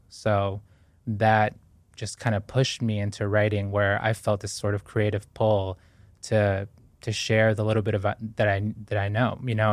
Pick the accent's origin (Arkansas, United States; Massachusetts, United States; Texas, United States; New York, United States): Massachusetts, United States; Boston; born or raised there; also born or lived in Guayaquil, Ecuador